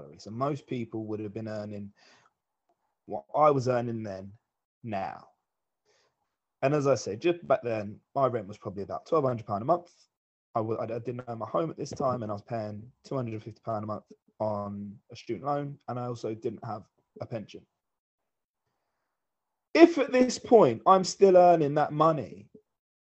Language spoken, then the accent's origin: English; England, United Kingdom; as English people in Britain